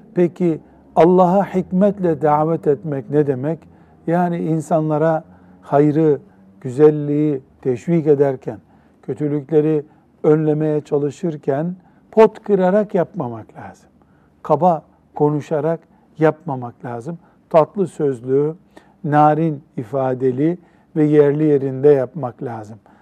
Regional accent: Turkey; Memleketimiz Türkiye

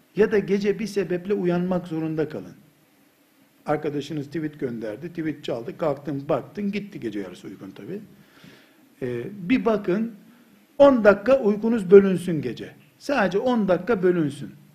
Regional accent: Black Sea Region, Turkey; biz Karadeniz çocuğu

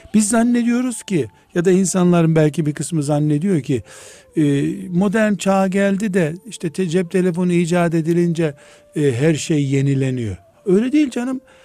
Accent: Black Sea Region, Turkey; now in Istanbul, Turkey

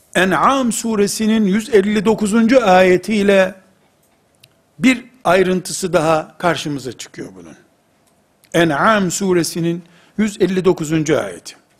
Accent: Turkey; Biz Türkiye'liyiz.

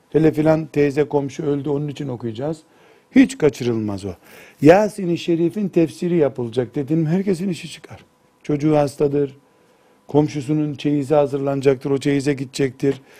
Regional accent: Turkey; E, sen dedi Türk, he Türk dedim. Tamam baktı Türk'üm sarıldı, kucaklaştık.

